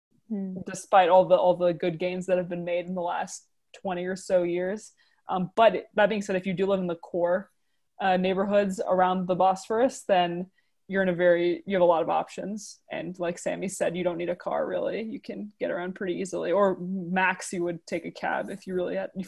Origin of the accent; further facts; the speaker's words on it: United States; I'm from the U.S.